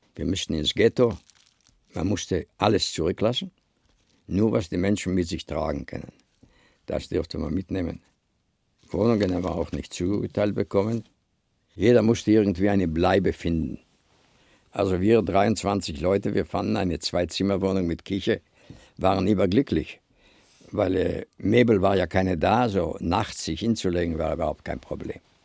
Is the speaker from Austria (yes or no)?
no; Lithuania; moved away; als Kind in Litauen war ein wunderschönes Leben.